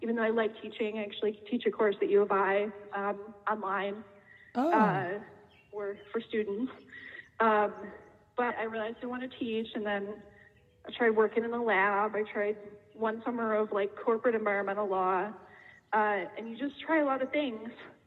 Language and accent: English; Darien, Illinois, United States; I grew up in Darien